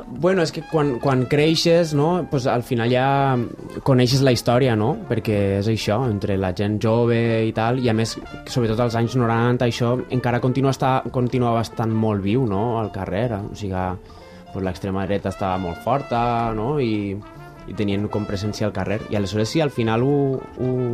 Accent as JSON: {"language": "Catalan", "town": "Valencia", "region": "Valencian Community", "country": "Spain", "tie": "born or raised there", "said": "sóc valencià"}